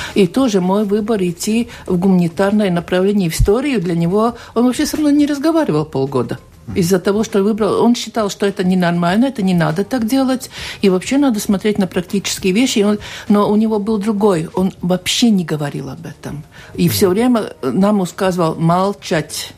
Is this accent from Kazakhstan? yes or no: no; Tērvete, Tērvete Municipality, Latvia; Тервета, откуда я родом